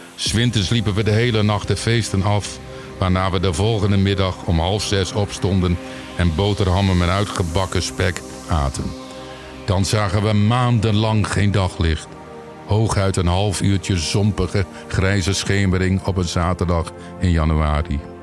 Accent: Winschoten, Groningen, Netherlands; Ik kom uit Winschoten, opgegroeid tenminste

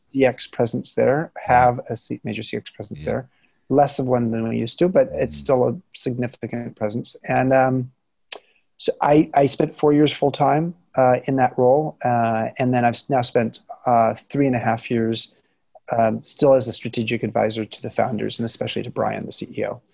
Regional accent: Southern California, United States; moved away as an adult; also born or lived in San Francisco Bay Area; I grew up in Southern California

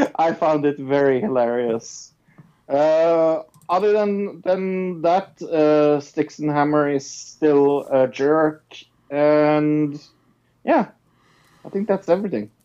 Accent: Norway; I'm from Norway

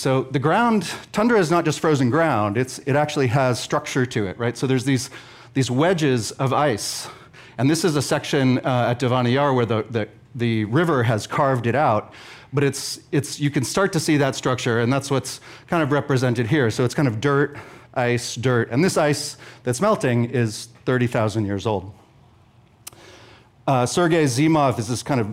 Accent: Sausalito, California, United States; I grew up in Sausalito on houseboats

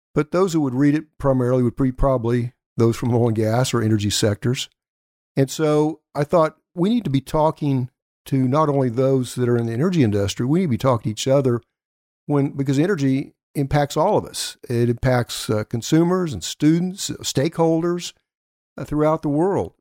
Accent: Elk City, Oklahoma, United States; Elk City, Oklahoma, my hometown

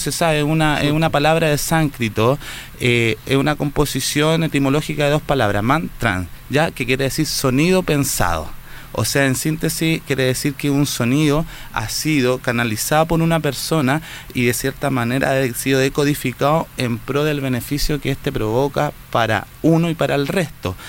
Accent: Santiago, Santiago Metropolitan Region, Chile; now in Viña del Mar, Chile; nací acá en Santiago, nací en Santiago Centro, muy urbano

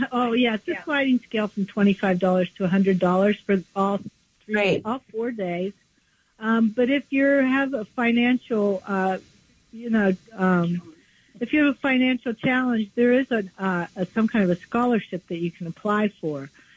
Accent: West Virginia, United States; I grew up in West Virginia, and I've seen firsthand the utter destruction that things like mountaintop removal cause

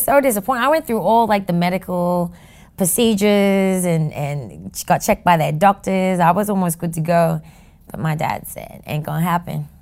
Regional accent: Sydney, New South Wales, Australia; moved away as an adult; now in New York City, United States; a kid that grew up in Sydney, Australia

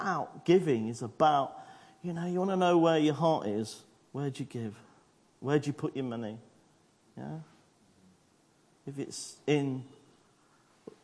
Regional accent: United Kingdom; I'm British

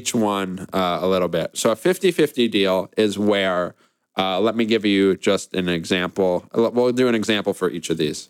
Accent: New York, United States; for me growing up in New York

